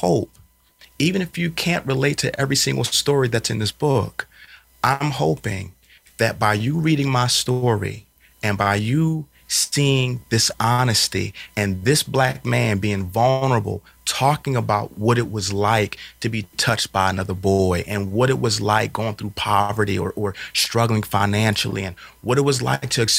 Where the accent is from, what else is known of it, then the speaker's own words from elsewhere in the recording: Philadelphia, Pennsylvania, United States; I was raised up in Philadelphia on North 15th.